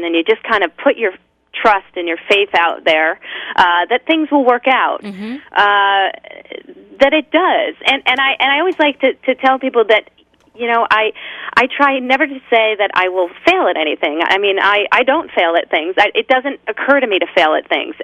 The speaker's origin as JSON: {"language": "English", "town": "Rochester", "region": "New York", "country": "United States", "tie": "born or raised there", "also_born_or_lived": "New Jersey", "moved": "as an adult", "lives_now": "California, United States", "said": "I was born in upstate New York in Rochester and moved to New Jersey after I graduated college"}